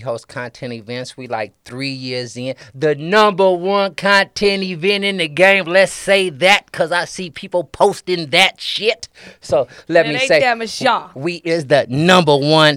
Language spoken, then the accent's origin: English; Richmond, California, United States; I'm from Richmond, California.